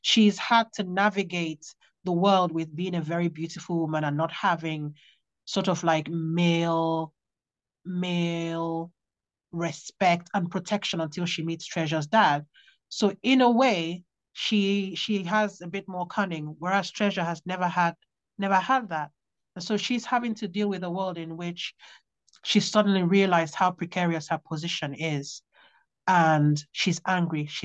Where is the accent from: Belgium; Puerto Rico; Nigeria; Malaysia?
Nigeria; moved away; also born or lived in Worksop, England; I grew up in Nigeria